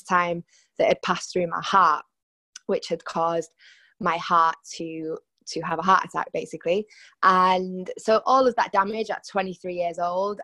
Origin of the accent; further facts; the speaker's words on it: Salford, North West England, United Kingdom; moved away as an adult; now in Barcelona, Spain; Growing up in Salford in Manchester